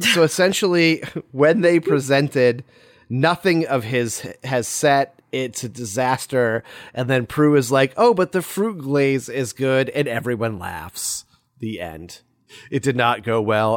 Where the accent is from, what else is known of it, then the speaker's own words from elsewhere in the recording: United States; We're Americans